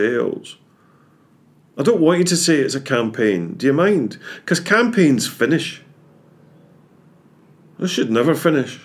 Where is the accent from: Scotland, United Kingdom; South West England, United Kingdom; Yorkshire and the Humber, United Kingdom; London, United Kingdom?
Scotland, United Kingdom; I'm Scottish, you can probably tell